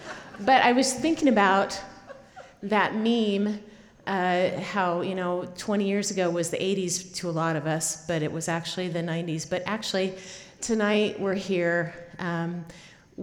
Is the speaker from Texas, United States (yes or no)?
no; Boise, Idaho, United States; I grew up in Boise, and he grew up in Stanley, Chalice area, and to me, or to my mother-in-law, I have been the city girl